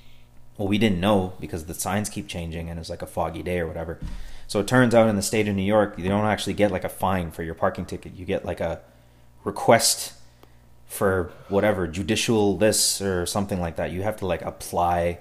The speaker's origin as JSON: {"language": "English", "country": "Canada", "said": "We're Canadian citizens and we've been here the whole time"}